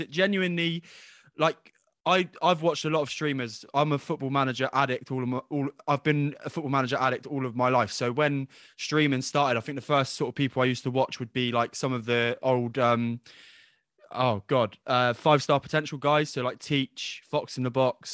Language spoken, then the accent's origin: English; England, United Kingdom; I was born in England